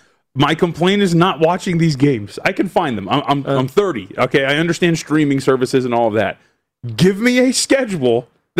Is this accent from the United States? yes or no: yes; United States; as an American